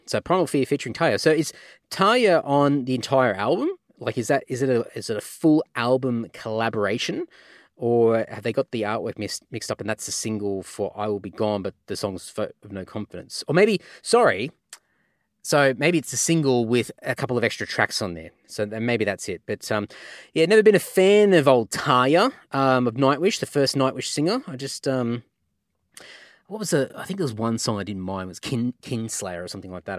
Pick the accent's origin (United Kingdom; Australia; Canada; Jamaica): Australia; Redcliffe, Queensland; my hometown of Redcliffe in Queensland